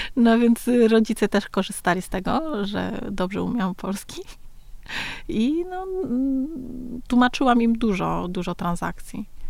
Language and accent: Polish; Nam Dinh Province, Vietnam; Polish is a second language; now in Warsaw, Poland; urodziłam się w Dinh